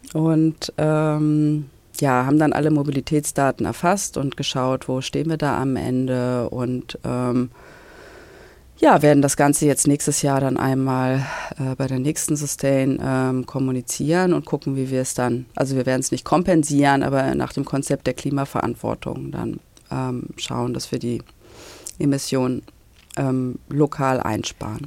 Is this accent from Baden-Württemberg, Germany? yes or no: no; Hamburg, Germany; in Hamburg war, meine Heimatstadt